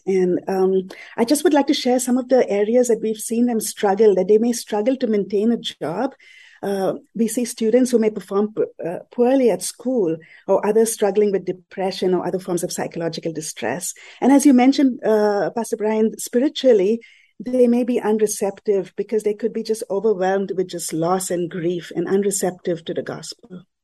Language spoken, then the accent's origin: English; Mumbai, Maharashtra, India; I grew up in Mumbai in a Catholic mm-hmm. family in a predominantly Muslim neighborhood